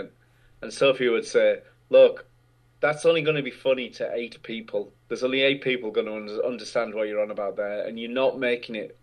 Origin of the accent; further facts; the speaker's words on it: North East England, United Kingdom; I grew up in the northeast of England in a really small industrial town